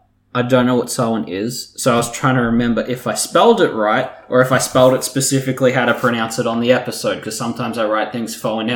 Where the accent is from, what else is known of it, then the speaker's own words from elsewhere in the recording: Canada; Yeah. I'm Canadian.